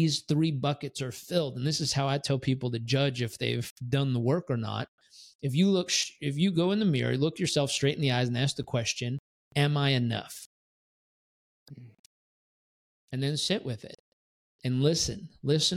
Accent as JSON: {"language": "English", "town": "San Diego", "region": "California", "country": "United States", "tie": "born or raised there", "also_born_or_lived": "Miami Beach / San Francisco / Tampa", "moved": "yes", "lives_now": "Puerto Rico", "said": "I grew up in San Diego"}